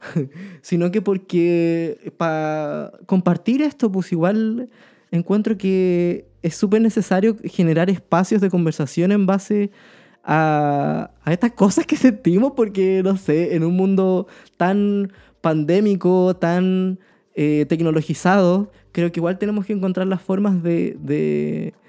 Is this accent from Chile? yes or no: yes; Chillán, Ñuble, Chile; also born or lived in Concepción; yo soy de Chillán. Eh, nací nacido y criado acá.